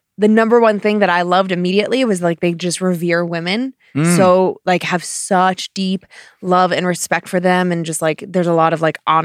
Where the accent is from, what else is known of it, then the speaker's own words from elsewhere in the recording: New York City, New York, United States; I grew up in Queens, New York, in a two-family home that my grams owned.